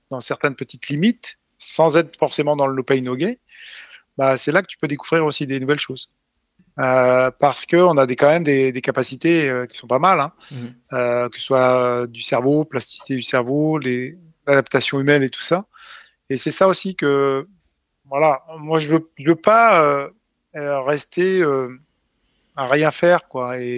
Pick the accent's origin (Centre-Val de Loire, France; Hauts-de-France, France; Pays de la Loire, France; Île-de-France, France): Centre-Val de Loire, France; Chartres; je suis né à Chartres.